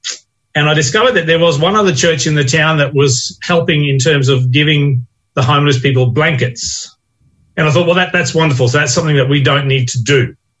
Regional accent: southeast Queensland, Australia; moved away as an adult; now in Manjimup, Australia; I'm originally from Queensland. Born in southeast Queensland. I was a school teacher there for many years before I answered the call to go to Avondale and train to be a minister. I've been in West Australia now.

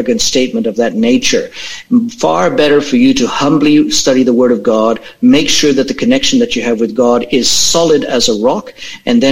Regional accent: Australia; we're Australian.

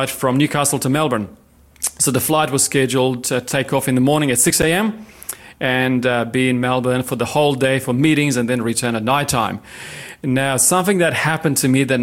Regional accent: Romania; moved away as an adult; now in Lake Macquarie, Australia; I was born in Romania many years ago.

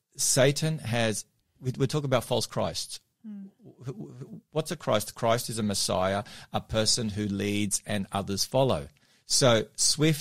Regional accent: Melbourne, Victoria, Australia; now in Sydney, Australia; my hometown of Melbourne.

